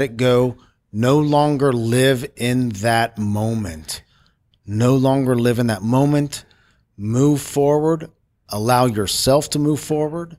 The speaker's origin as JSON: {"language": "English", "town": "Cincinnati", "region": "Ohio", "country": "United States", "tie": "born or raised there", "said": "I'm from Cincinnati, Ohio"}